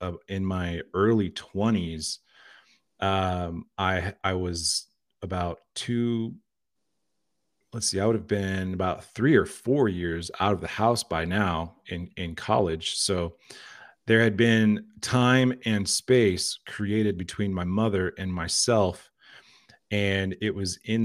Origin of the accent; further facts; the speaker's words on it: Liberal, Kansas, United States; I was born in Liberal, Kansas